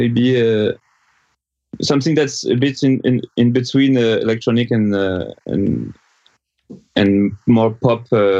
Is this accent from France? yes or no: yes; France; accent: French; English is a second language; and the fact that I have like this terrible French accent